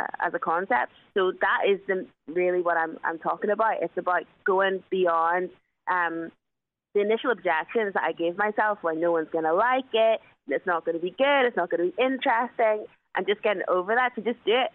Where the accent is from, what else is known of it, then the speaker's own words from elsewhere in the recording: Belfast, Northern Ireland, United Kingdom; I'm born and bred in Belfast